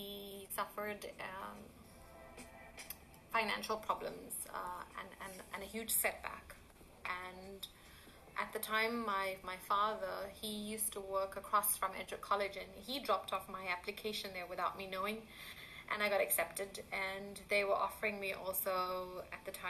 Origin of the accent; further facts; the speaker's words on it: Durban, KwaZulu-Natal, South Africa; moved away as an adult; also born or lived in Chatsworth; now in Italy; I grew up in Durban